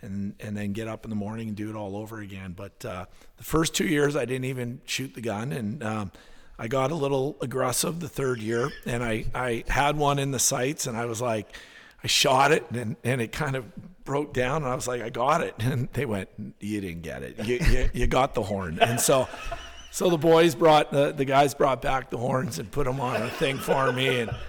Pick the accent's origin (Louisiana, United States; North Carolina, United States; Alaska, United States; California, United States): Alaska, United States; Tracy and I have been love being saying that we're from Alaska. It's a big part of our identity and who we are.